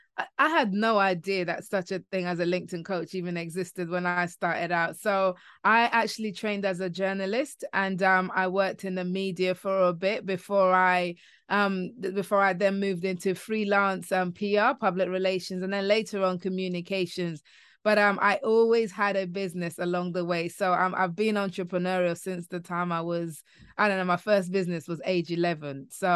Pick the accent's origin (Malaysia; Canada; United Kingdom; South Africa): United Kingdom; London; now in Kent, United Kingdom; I'm in an area called Kent, which is just outside London. I grew up in London and then moved to Kent, which is a little bit more leafy.